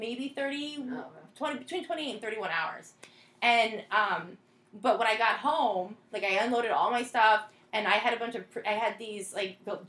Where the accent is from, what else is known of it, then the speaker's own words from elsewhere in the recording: South Florida, United States; moved away; I grew up in South Florida